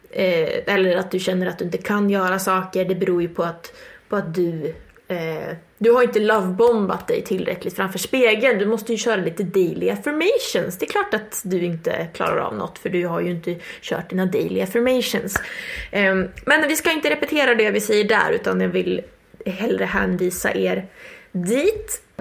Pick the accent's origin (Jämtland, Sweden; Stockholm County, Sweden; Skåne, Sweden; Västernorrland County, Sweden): Jämtland, Sweden; now in Uppsala, Sweden; jag kommer från, eh, från Jämtland, bor i Uppsala eh, pluggar eh, ekonomisk historia.